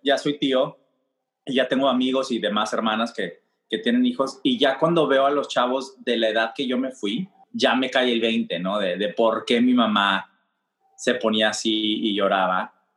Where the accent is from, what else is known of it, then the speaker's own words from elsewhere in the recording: Mexico; now in New York, United States; siendo un hombre mexicano, abiertamente gay